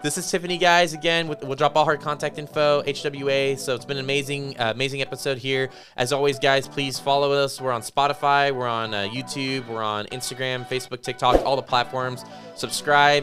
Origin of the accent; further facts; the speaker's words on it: Las Vegas, Nevada, United States; now in New Braunfels, United States; I grew up in Las Vegas